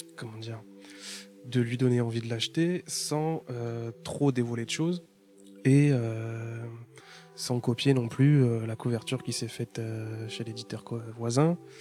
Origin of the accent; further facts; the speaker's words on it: Paris, Île-de-France, France; je viens de Paris